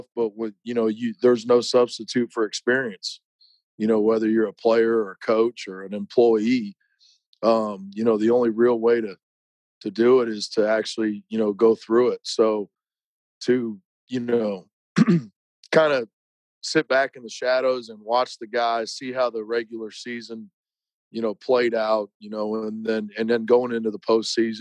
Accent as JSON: {"language": "English", "town": "Bryan", "region": "Ohio", "country": "United States", "tie": "born or raised there", "also_born_or_lived": "Orlando, Florida", "moved": "as an adult", "lives_now": "Katy, Texas, United States", "said": "I was born and raised in Northwest Ohio, city, small town called Bryan"}